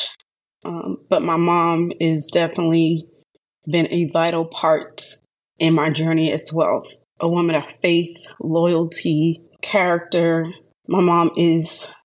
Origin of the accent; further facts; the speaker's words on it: Hilton Head Island, South Carolina, United States; also born or lived in Charleston, South Carolina; I'm originally from Charleston, South Carolina, but I grew up in Hilton Head